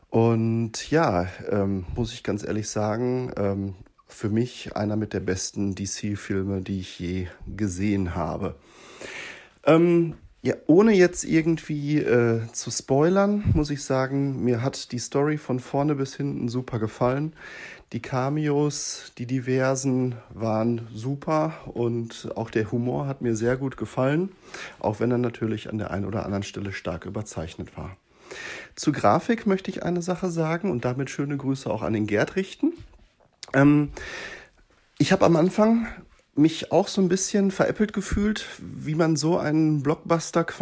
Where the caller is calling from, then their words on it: Dortmund, North Rhine-Westphalia, Germany; Ja, hallo zusammen … aus Dortmund.